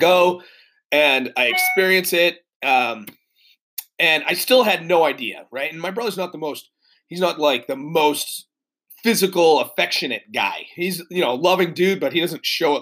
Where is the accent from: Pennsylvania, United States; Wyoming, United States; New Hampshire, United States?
New Hampshire, United States; moved away; also born or lived in Massachusetts / Connecticut / California; I'm originally from New England, born in Massachusetts. I grew up in New Hampshire.